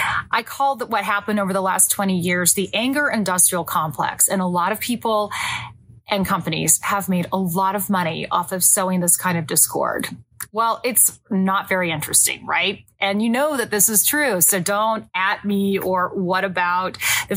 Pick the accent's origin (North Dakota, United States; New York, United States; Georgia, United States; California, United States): California, United States; I mean, I grew up in Orange County.